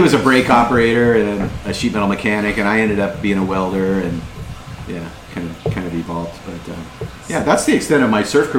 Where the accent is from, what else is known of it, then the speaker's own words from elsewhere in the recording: Huntington Beach, California, United States; also born or lived in Westminster, California / Pico Rivera, California; we grew up in Huntington